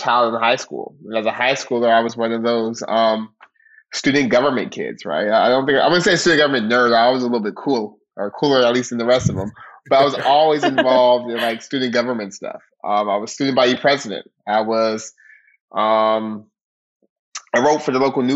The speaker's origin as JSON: {"language": "English", "town": "Stockton", "region": "California", "country": "United States", "tie": "born or raised there", "said": "born and raised in Stockton"}